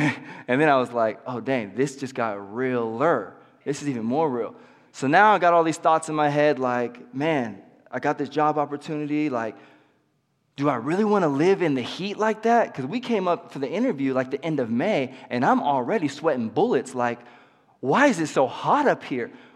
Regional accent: Pismo Beach, California, United States; now in Yuba City, United States; I actually grew up in Pismo Beach, California

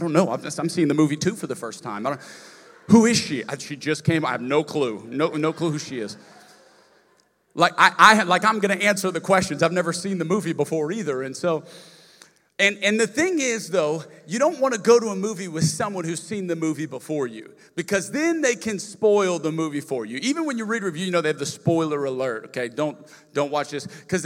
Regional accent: Lafayette, Louisiana, United States; moved away; I'm from Lafayette, Louisiana originally

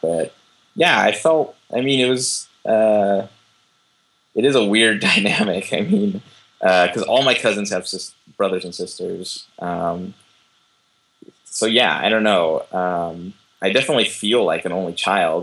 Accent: Southern California, United States; moved away as an adult; also born or lived in Oakland / Boston / Ireland; I am a Californian, um, Southern Californian.

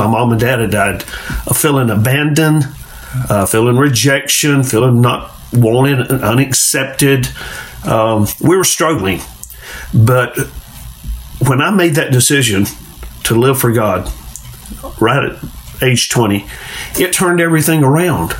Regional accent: Carrabelle, Florida, United States; growing up in Carrabelle

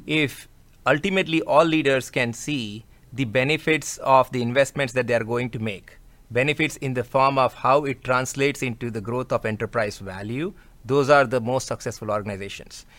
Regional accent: India; moved away as an adult; now in United States; I come from India, culture-wise, as it relates to working with my colleagues in India is relatively easy

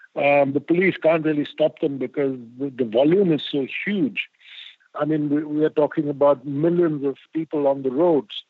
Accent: India; I'm an Indian and I believe in karma

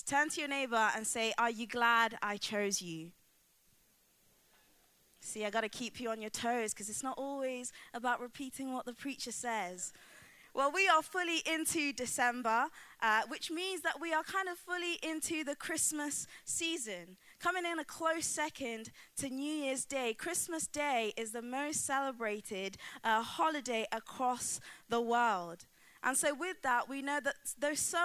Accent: Coalville, East Midlands, United Kingdom; a tree in my hometown, Colville

